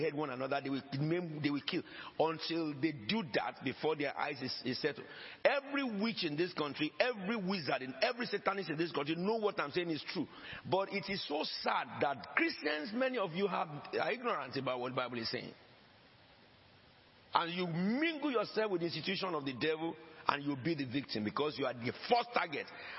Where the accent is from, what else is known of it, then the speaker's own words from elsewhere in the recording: Nigeria; moved away; I came from Nigeria. My grandfather came from Sierra Leone.